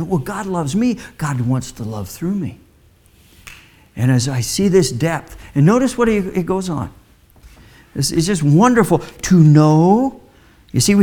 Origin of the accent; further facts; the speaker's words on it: Midwest, United States; I was raised in the Midwest